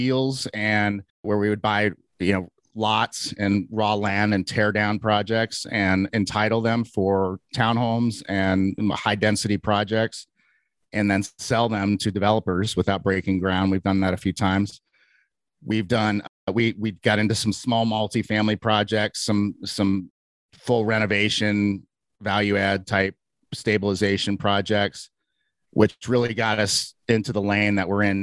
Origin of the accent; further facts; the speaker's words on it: Cincinnati, Ohio, United States; moved away as an adult; now in Salt Lake City, United States; originally a suburb of Cincinnati kind of guy, went to public schools and swim team and church youth group and all that stuff growing up in Cincinnati